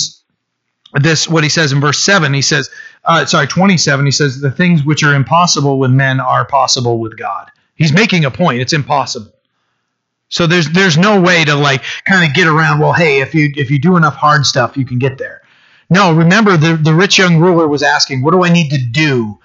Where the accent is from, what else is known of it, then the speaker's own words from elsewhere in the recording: Bucksport, Maine, United States; also born or lived in Orland, Maine / Italy; the house I was born in Bucksport, my mom couldn't afford it anymore, and it got foreclosed on, so we just had to move somewhere. So we moved out to a trailer in Orland, the next town over